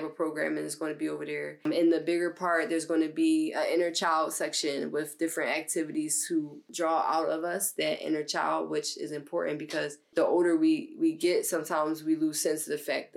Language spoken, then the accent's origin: English; Philadelphia, Pennsylvania, United States; I'm from West Philly from the age of 1 year old until now, right down the street from where we at right now